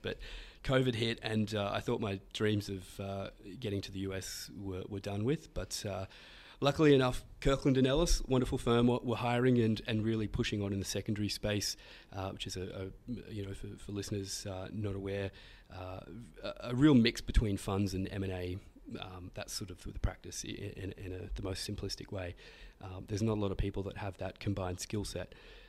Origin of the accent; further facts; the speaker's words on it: Australia; Yeah, it's we're very lucky. I think, you know, Australians have an E3 opportunity to obtain an E3 visa, very specialist visa program that's only given to Australian citizens.